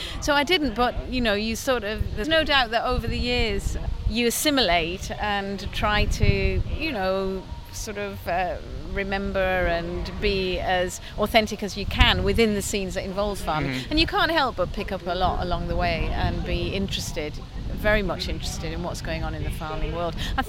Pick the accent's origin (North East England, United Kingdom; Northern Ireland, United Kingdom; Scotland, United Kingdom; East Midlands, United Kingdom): North East England, United Kingdom; the Northeast; I come from the Northeast